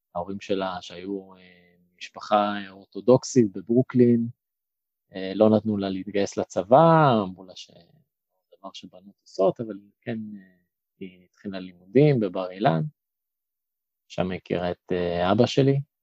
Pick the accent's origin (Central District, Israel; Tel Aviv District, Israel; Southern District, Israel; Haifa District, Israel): Tel Aviv District, Israel; Kiryat Ono; also born or lived in London, Ontario, Canada; בקבוצת הפועל קריית אונו, שם גדלתי